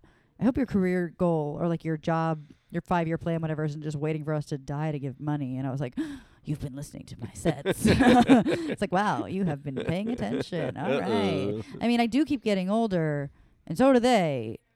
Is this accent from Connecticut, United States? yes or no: yes; Westport, Connecticut, United States; Westport, Connecticut.